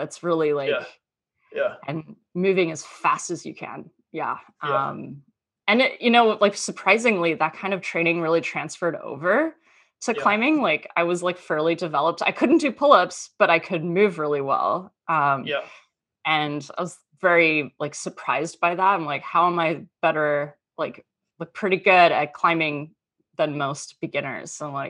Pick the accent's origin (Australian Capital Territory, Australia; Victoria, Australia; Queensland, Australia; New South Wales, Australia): Queensland, Australia; Townsville; now in United States; So I'm actually Australian. I grew up in Townsville